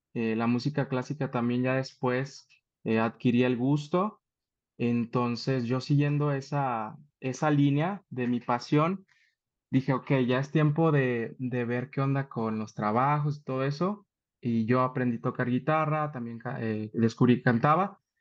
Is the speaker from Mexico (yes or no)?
yes; Saltillo, Coahuila, Mexico; moved away as an adult; now in Mexico City, Mexico; soy originario de Saltillo. Allá en Saltillo, pues todas las, toda mi preparación educativa la, la tuve allá